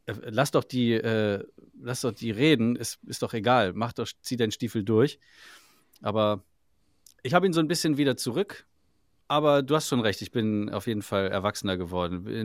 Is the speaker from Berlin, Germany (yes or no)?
no; Salzgitter, Lower Saxony, Germany; aus Salzgitter.